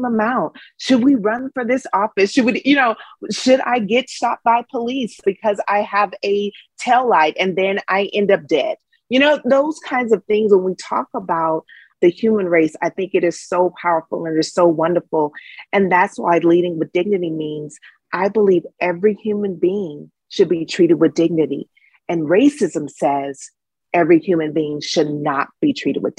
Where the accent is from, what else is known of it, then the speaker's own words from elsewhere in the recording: Dallas, Texas, United States; I'm from Dallas, Texas